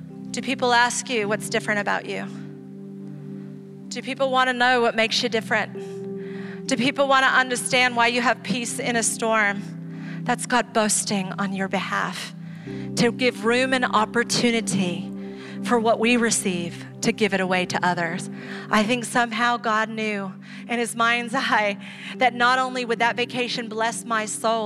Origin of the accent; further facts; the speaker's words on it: Ecuador; now in San Diego, United States; I grew up in Ecuador.